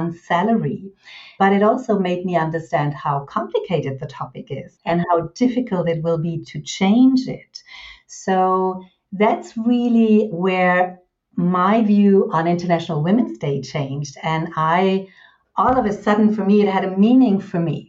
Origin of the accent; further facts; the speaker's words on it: Germany; I'm German, 52 years old